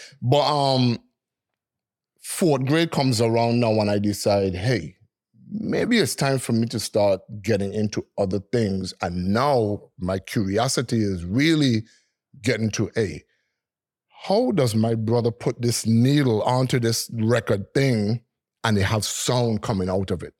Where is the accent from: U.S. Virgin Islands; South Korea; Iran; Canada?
U.S. Virgin Islands; Frenchtown, Saint Thomas; I was born and raised in Freedom Hoy in Saint Thomas